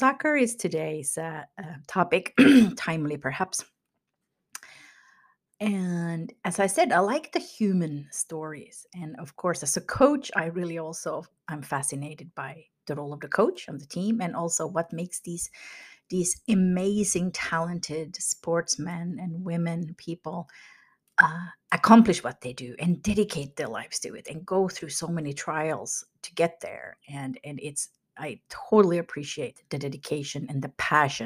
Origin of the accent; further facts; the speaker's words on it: Finland; moved away; where I grew up in Finland